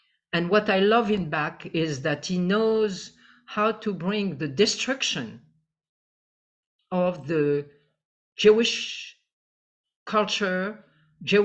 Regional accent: Tunisia; I am from Tunisia

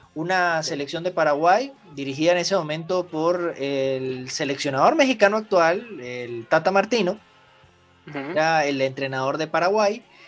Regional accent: Venezuela; also born or lived in Bogotá; como venezolano

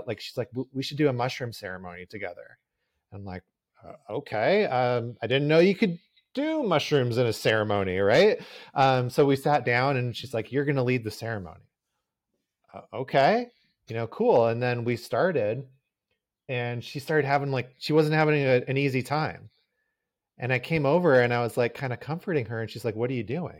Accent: Southern California, United States; I grew up in Southern California as well

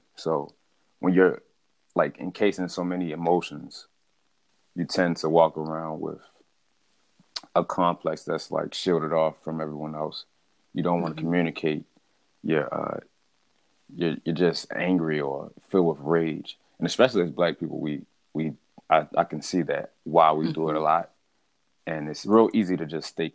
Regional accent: Baltimore, Maryland, United States; born and raised in Baltimore, Maryland

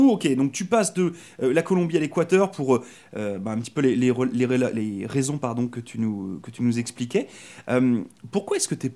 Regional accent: France; moved away as an adult; now in Canada; moi je suis arrivé de France il y a, trois ans. Puis euh, c'est vrai que bah, moi j'ai décidé de venir ici au Canada pour euh, changer un petit peu de vie

